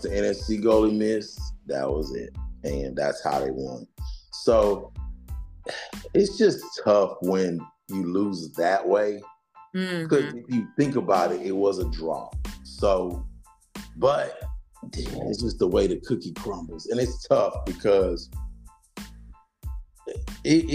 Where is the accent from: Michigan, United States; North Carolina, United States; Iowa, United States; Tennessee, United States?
Tennessee, United States; Nashville; I'm from Nashville